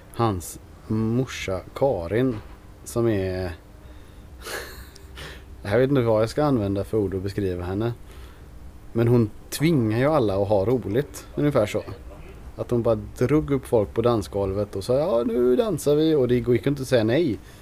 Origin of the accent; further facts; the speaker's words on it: Germany; now in Sweden; vi tyskar